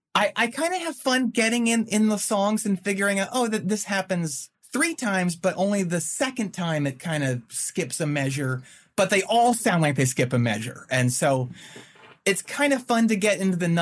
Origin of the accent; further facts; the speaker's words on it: outside of Philadelphia, Pennsylvania, United States; moved away as an adult; also born or lived in Winston-Salem, North Carolina; now in Chapel Hill, United States; I grew up outside of Philadelphia, about 35 miles in the farmlands.